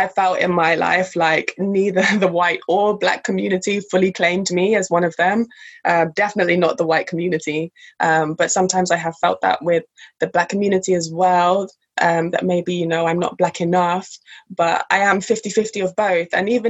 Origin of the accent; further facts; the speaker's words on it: England, United Kingdom; with a white mother, white family, white household, majority white country, because I grew up in England